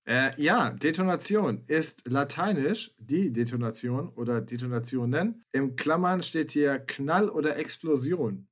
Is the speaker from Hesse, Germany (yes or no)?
yes; Hesse, Germany; ich bin in Hessen zur Schule gegangen